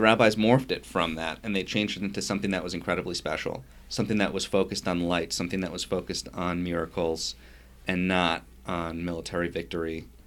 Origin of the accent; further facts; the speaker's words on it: Yonkers, New York, United States; I grew up in Yonkers, New York